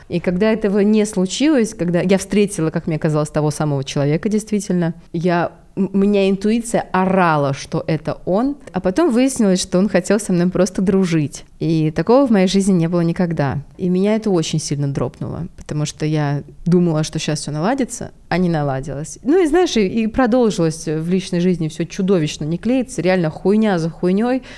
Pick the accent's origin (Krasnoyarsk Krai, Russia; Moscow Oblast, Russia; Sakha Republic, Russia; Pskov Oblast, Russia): Moscow Oblast, Russia; Balashikha; я девчонка из Балашихи, у которой родители вместе 16 лет